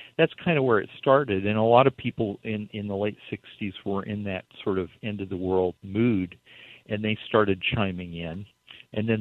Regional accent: Baker City, Oregon, United States; I was a teenager growing up in Baker City

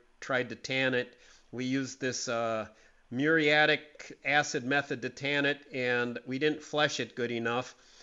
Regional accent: Green Bay, Wisconsin, United States; When I grew up in Green Bay

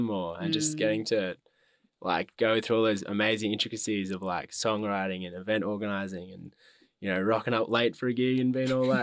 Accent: Ballarat, Victoria, Australia; Harry and I grew up together in Ballarat

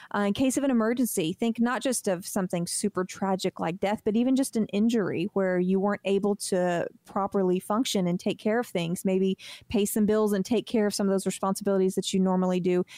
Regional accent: United States; We're American

